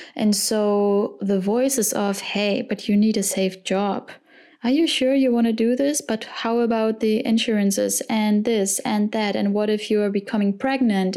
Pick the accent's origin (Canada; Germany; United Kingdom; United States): Germany; Cologne, North Rhine-Westphalia; I was born and raised in Cologne